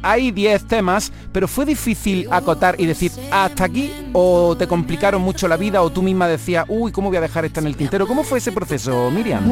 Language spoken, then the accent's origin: Spanish; Salobreña, Andalusia, Spain; mi pueblo